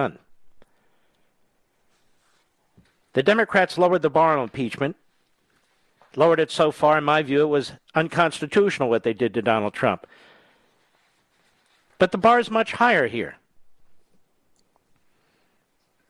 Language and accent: English; Philadelphia, Pennsylvania, United States; moved away; I'm an escapee from Philadelphia.